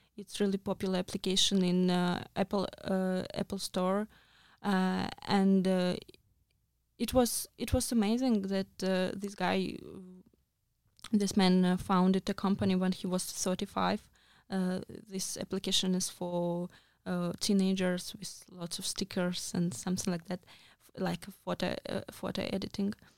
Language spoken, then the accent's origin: English; Russia; moved away; I'm from Russia